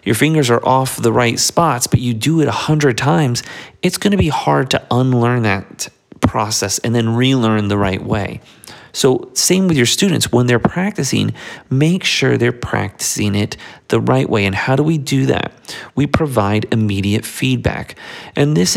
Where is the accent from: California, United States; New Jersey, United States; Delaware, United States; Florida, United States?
Florida, United States; South; we're from South Florida